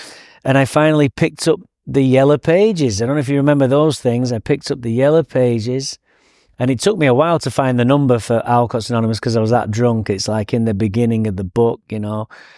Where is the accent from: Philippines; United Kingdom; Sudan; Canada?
United Kingdom; Manchester, North West England; So I grew up in Manchester, England.